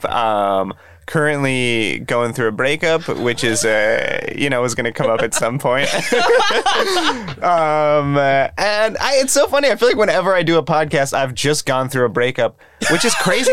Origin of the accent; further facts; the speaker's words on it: Huntington Beach, California, United States; also born or lived in Santa Ana, California; I'm from Southern California. I'm from like Huntington Beach area